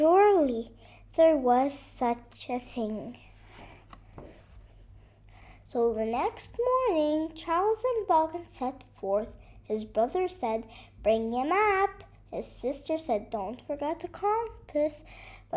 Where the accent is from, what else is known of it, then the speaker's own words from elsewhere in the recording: Beirut, Beirut Governorate, Lebanon; I am from Lebanon, Beirut